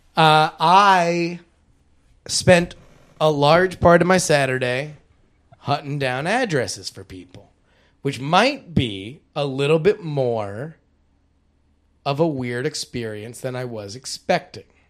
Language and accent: English; Fort Worth, Texas, United States; moved away; also born or lived in Syracuse, New York; I was born in Fort Worth, Texas, and I graduated Syracuse University